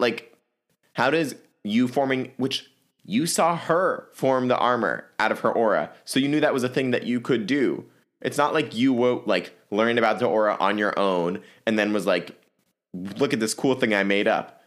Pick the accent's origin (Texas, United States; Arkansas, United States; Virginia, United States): Virginia, United States; my home state of Virginia